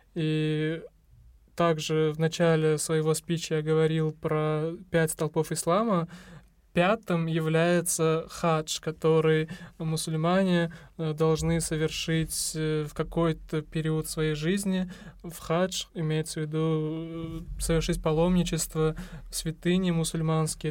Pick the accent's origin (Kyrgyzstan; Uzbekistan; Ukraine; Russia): Uzbekistan; Мы, узбеки, естественно, предпочитаем разговляться